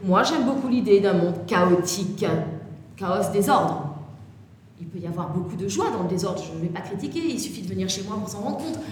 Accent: Toulon, Provence-Alpes-Côte d'Azur, France; je suis née à Toulon

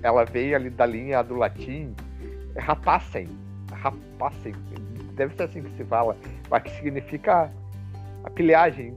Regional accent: Rio Grande do Sul, Brazil; nós gaúchos aqui nós temos uma, um, uma palavra mais um palavrado mais pobre

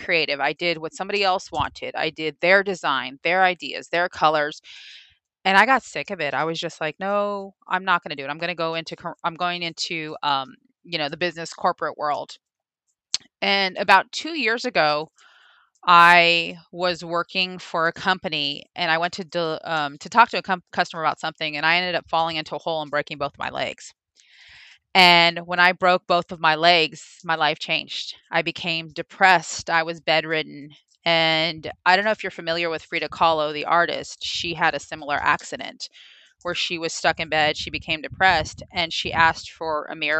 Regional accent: Los Angeles, California, United States; moved away as an adult; now in Houston, United States; Originally from Los Angeles, but a Southern girl at heart

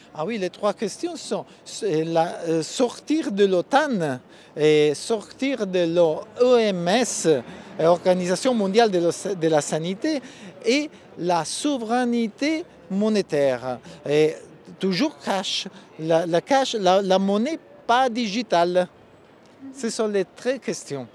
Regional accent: Italy; French is a second language; je viens de l'Italie

